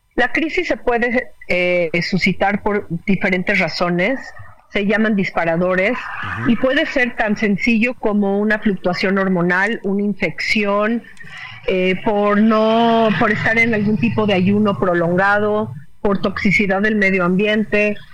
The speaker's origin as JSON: {"language": "Spanish", "country": "Mexico", "said": "como mexicanos"}